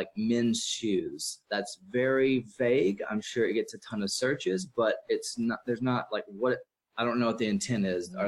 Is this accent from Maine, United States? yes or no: no; Mississippi, United States; moved away as an adult; now in Austin, United States; I live in Austin, Texas. I'm from Mississippi. I moved out here to kind of get away from my parents and where I was raised